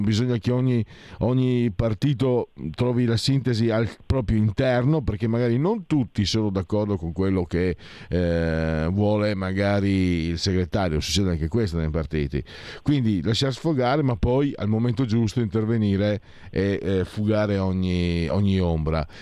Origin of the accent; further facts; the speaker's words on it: Italy; dalle mie parti, Veneto e Friuli